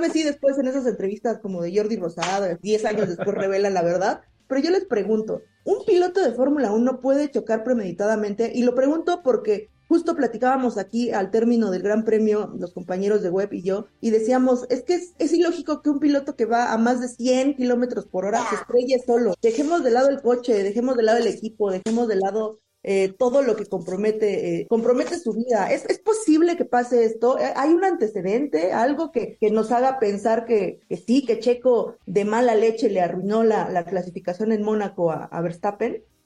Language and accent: Spanish; Mexico; cómo somos los mexicanos